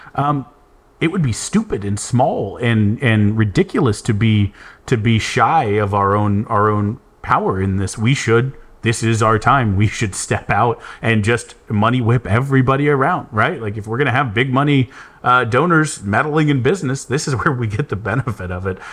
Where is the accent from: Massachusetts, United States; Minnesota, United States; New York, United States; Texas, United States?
Texas, United States; San Antonio; Growing up in San Antonio, that was the Spurs